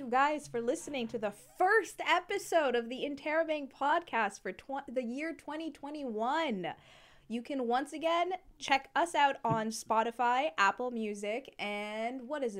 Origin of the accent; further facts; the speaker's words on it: Canada; We're Canadian.